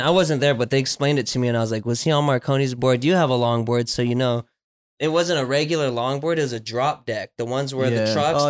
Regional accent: Oahu, Hawaii, United States; also born or lived in Kailua, Hawaii / Kaneohe, Hawaii; now in Las Vegas, United States; So I was born on Oahu, but I've lived all over. So I was born in Oahu. I guess growing up, I lived in Kailua

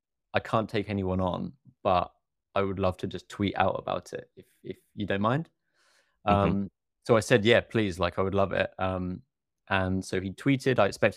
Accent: Oxford, South East England, United Kingdom; born there; And I was born in Oxford. I lived just down the road. My university was 45 minutes away.

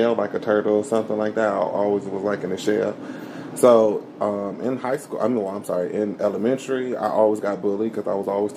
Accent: Oak Park, Michigan, United States; also born or lived in Troy, Michigan; I grew up in Oak Park

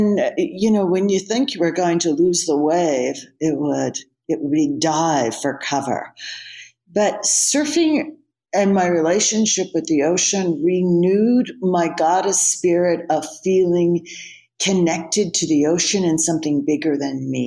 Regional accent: Delaware, United States; now in California, United States; I grew up in a little state called Delaware as a child.

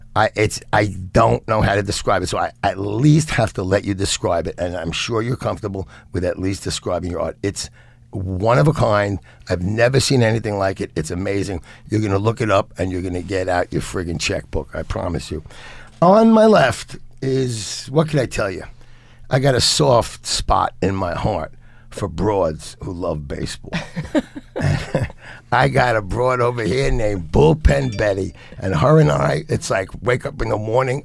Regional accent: New York City, New York, United States; also born or lived in Lower Manhattan; I'm 64 years old. I grew up in the Bronx. I lived in Lower Manhattan and, and Lower East Side for, for decades and decades and decades.

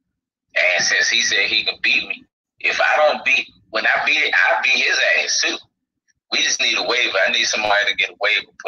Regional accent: Washington, District of Columbia, United States; I grew up in Washington, D.C.

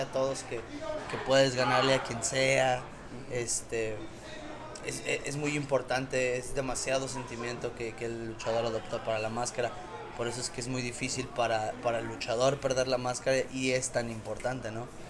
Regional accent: Mexico

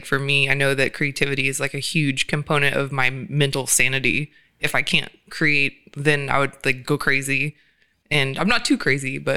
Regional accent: Georgia, United States; now in California, United States; I'm from Georgia

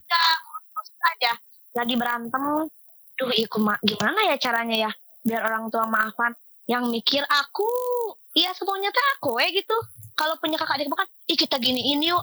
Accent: Cimahi, West Java, Indonesia; also born or lived in Kopo; Aku lahir di Cimahi, tinggal di Kopo, rumah di Cibide.

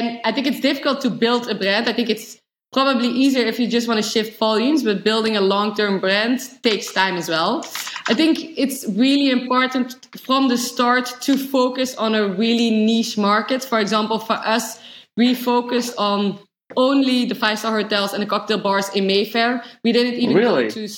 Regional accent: Netherlands; we are Dutch, hence name, Double Dutch. And we always kind of know, growing up in the Netherlands

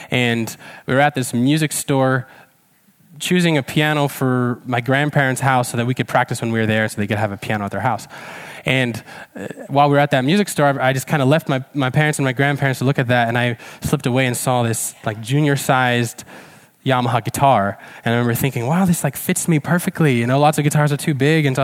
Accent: Czechia; some of you may know that I grew up in Czech Republic eh, as a missionary kid. My, my parents were missionaries in Czech. They're still there in Czech Republic, in fact.

